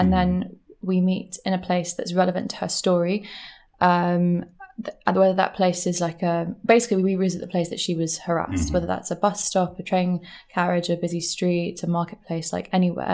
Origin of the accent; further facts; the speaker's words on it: London, United Kingdom; moved away as an adult; also born or lived in Brighton; now in New York, United States; I'm from London. Okay. I grew up in London, and I lived in London for like 24 years.